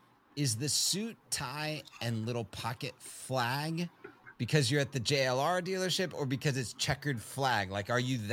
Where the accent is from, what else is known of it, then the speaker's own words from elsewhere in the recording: Richmond, Virginia, United States; moved away; I grew up in Richmond in my elementary school years